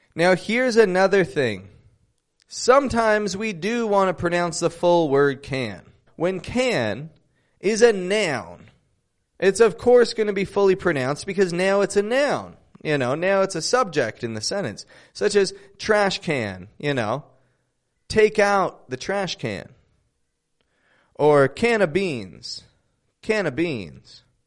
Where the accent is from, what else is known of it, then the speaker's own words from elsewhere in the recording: Toronto, Ontario, Canada; I'm from Toronto, Canada